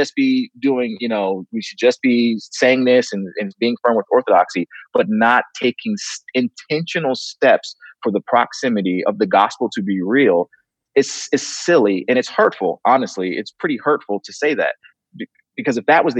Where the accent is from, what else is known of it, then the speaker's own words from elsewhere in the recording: the North, United States; moved away; I'm from the North